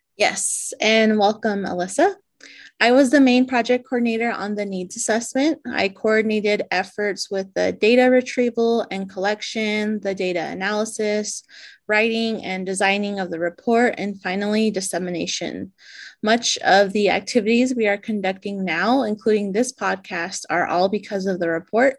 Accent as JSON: {"language": "English", "town": "Shiprock", "region": "New Mexico", "country": "United States", "said": "I'm originally from Chibrock, New Mexico, where I live and work"}